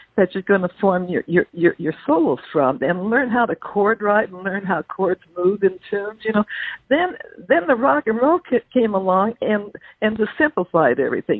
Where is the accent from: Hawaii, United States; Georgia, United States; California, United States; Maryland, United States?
California, United States; Wilmington; also born or lived in Everett, Washington; now in San Diego, United States; I grew up in a housing project in, in Wilmington, California, right, right, right on the port area there, because my my dad brought us us down here from Everett, Washington, when when when uh, when Pearl Harbor struck